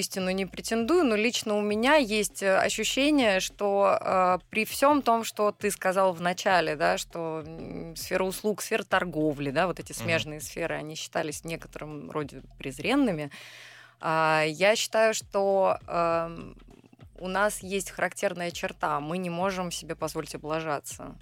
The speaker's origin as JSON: {"language": "Russian", "town": "Kursk", "region": "Kursk Oblast", "country": "Russia", "tie": "born or raised there", "moved": "yes", "said": "я э, родилась в Центральном Черноземье, в городе Курск"}